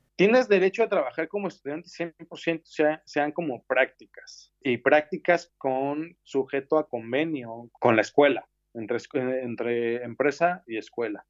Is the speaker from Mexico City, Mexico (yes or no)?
yes; Mexico City, Mexico; moved away as an adult; now in Barcelona, Spain; yo soy de la Ciudad de México